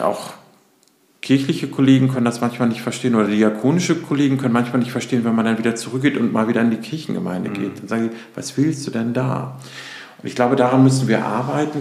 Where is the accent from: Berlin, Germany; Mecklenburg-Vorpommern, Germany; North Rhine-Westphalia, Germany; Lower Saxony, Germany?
Lower Saxony, Germany; between Bremen and Hamburg; also born or lived in Hannover; now in Hamburg, Germany; bin aufgewachsen zwischen Bremen und Hamburg